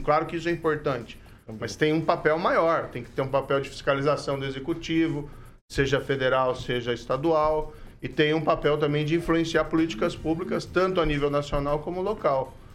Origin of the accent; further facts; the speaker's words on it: Maringá, Paraná, Brazil; aqui é minha terra. Eu nasci, cresci, construí família